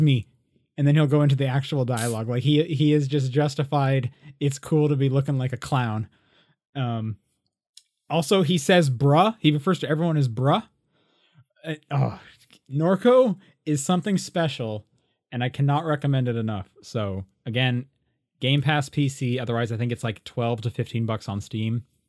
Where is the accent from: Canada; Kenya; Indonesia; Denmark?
Canada; now in United States; a Canadian who lives in the States